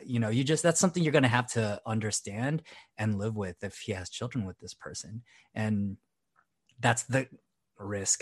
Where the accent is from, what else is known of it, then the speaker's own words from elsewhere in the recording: Philippines; as a Filipino, coming from a very religious upbringing